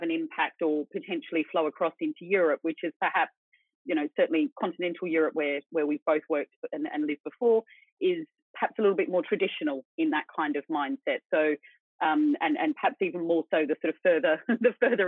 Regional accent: Sydney, New South Wales, Australia; moved away; We're both from Sydney. Neither of us could afford to live there anymore since we left

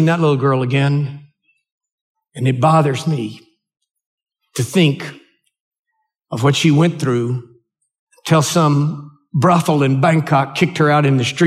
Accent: United States; I'm an American.

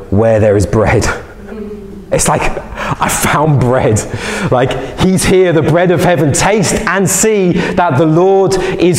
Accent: London, United Kingdom; I'm from London

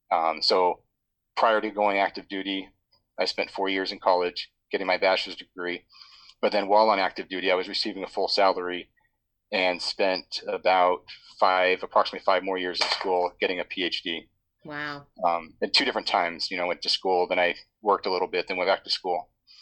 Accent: San Diego, California, United States; also born or lived in Ohio / Washington, D.C.; So, I was born in San Diego when he was in Air Force ROTC at the time. We lived in Ohio for about 5 years, then back to California, then a couple places in California, then DC, then back to C

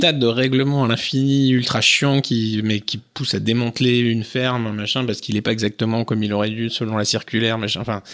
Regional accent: Jura, Bourgogne-Franche-Comté, France; moved away; also born or lived in Nord, near the Belgian border; je suis originaire du Jura. Maintenant je vis dans le Nord, près de la frontière belge.

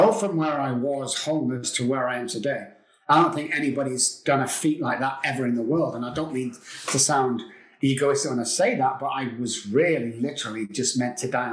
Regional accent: England, United Kingdom; moved away as an adult; now in Texas, United States; I'm from England. I came over here 16 years ago to Texas.

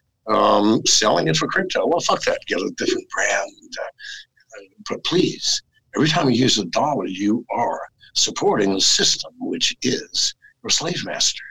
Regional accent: United States; moved away as an adult; I am an American and I love that country. I was raised in America

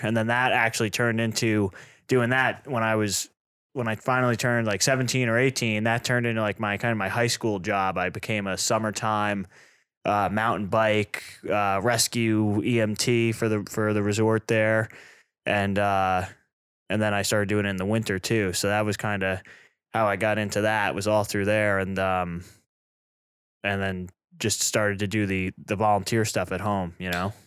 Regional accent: East Coast, United States; also born or lived in New York; now in Burlington, United States; I grew up in the East with the East Coast kind of, uh, culture, the fire service

